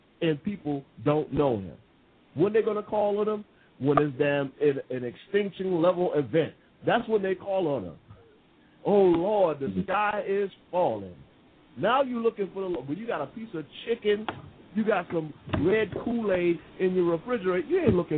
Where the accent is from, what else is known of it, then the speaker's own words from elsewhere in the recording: United States; now in England; I'm the American here in England